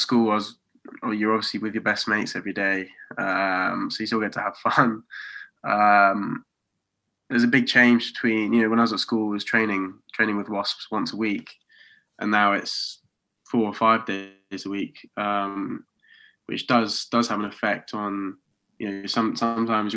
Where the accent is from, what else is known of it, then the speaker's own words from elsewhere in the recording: Oxford, South East England, United Kingdom; moved away as an adult; now in Coventry, United Kingdom; So I'm from Oxford, but I'm living in Coventry